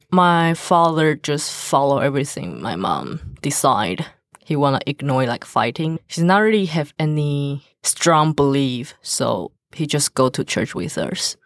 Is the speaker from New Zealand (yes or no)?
no; Taiwan; English is a second language; I follow my parents as Taiwan traditional religion